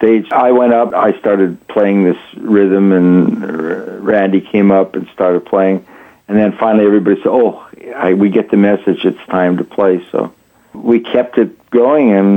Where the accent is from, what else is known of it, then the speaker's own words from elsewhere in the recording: Winnipeg, Manitoba, Canada; We came from Canada